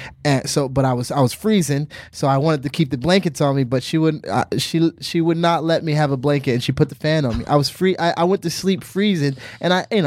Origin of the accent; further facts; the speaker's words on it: Virginia, United States; moved away; take a flight to Virginia to talk to the troops, you know, my hometown